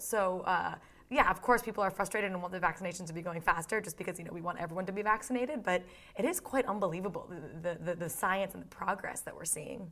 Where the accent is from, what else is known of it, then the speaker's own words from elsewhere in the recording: Boston, Massachusetts, United States; moved away as an adult; now in London, United Kingdom; I grew up in Boston, so, like, I'm a New England girl